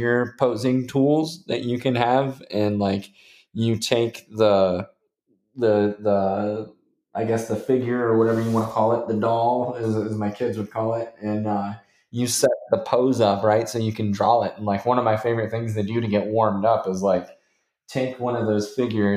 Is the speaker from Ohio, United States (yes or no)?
no; Indiana, United States; I'm from Indiana